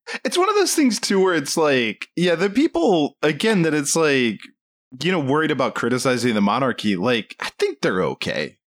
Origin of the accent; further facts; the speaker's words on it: United States; I'm American